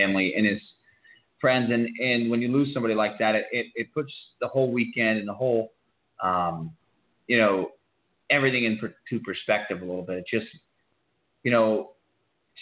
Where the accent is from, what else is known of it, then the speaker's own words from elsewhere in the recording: Northeast, United States; I'm from the Northeast.